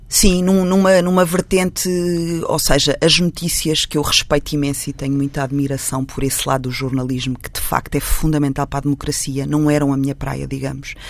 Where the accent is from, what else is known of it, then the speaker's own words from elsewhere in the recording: Portugal; eu não sou de Lisboa, sou de uma vila pequena perto de Lisboa, que hoje é muitíssimo perto, na altura não era, porque não existia uma ponte